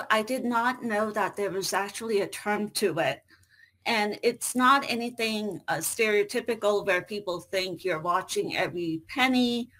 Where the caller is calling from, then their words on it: United States; I hail from the United States.